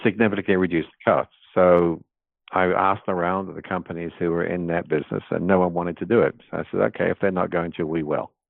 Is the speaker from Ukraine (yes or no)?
no; England, United Kingdom; born or raised there; moved away; also born or lived in New Zealand / London